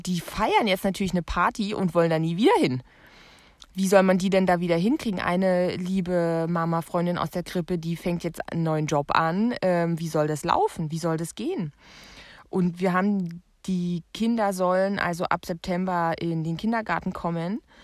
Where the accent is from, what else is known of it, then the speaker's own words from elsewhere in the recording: Germany; ich komme aus der DDR